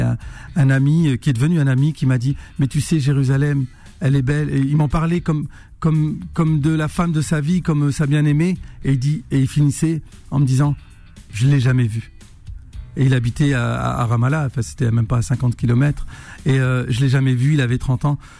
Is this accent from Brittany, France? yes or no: no; Roubaix, Hauts-de-France, France; moved away; je suis né à Roubaix, dans le Nord, la ville euh, la plus pauvre de France, cité ouvrière, euh, fils d'immigrés algériens